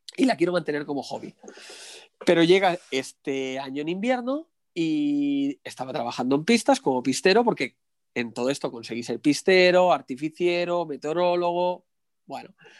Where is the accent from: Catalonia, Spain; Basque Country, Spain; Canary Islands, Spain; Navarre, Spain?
Catalonia, Spain; Barcelona; Yo soy de, de Barcelona